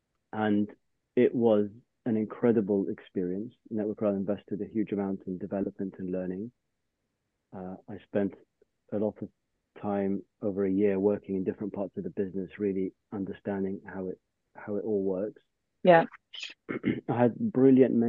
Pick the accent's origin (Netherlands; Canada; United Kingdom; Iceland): United Kingdom; London; growing up in London, I had access to the railway as a primary means of getting around.